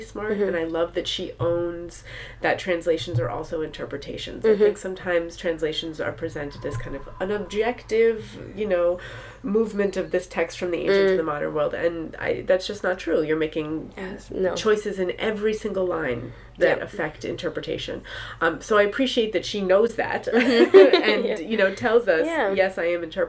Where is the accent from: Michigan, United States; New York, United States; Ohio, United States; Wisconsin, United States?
New York, United States; New York City; I grew up in New York City